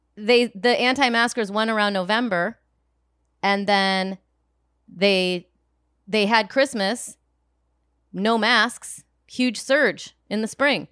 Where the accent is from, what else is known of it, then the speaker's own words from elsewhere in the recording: Rockford, Illinois, United States; moved away; my hometown of Rockford